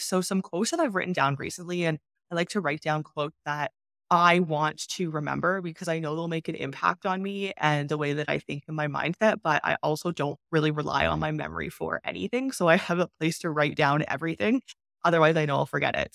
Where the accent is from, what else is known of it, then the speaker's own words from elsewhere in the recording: Canada; moved away as an adult; also born or lived in China; I've been not living in my home country for six years now